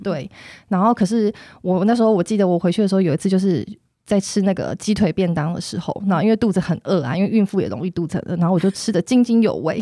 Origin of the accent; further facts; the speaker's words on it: Hsinchu, Hsinchu City, Taiwan; 我来自新竹，然后我老公在竹科工作嘛